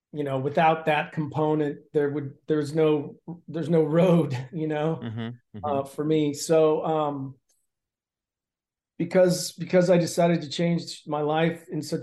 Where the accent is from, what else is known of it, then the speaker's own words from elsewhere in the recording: Canton, Ohio, United States; now in Los Angeles, United States; I grew up in Canton, Ohio, playing football and wrestling. I went to college at Wright State University in Dayton to wrestle for 3 years.